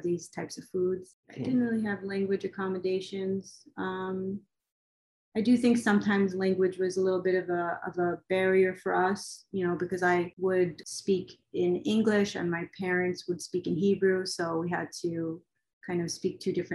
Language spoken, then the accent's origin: English; United States; also born or lived in Israel; I was born in Israel, but I left when I was very young. I was about 4 years old, and then we moved to America, and I basically grew up in America